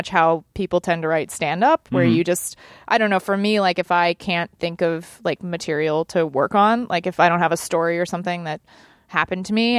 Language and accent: English; Dallas, Texas, United States; I am. I'm from Dallas.